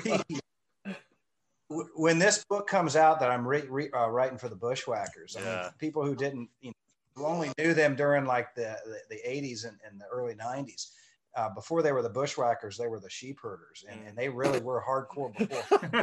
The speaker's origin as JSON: {"language": "English", "town": "DeLand", "region": "Florida", "country": "United States", "tie": "born or raised there", "said": "it's my hometown."}